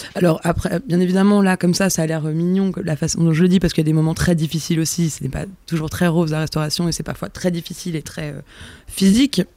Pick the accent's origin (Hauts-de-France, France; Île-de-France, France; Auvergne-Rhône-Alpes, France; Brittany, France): Auvergne-Rhône-Alpes, France; moved away; also born or lived in Yvelines; Je suis née dans les Yvelines, ah. mais j'ai grandi en Auvergne